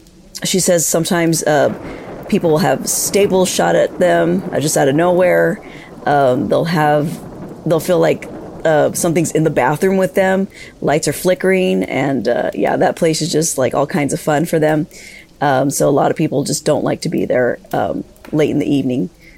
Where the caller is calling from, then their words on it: East Los Angeles, California, United States; I'm calling from East Los Angeles, California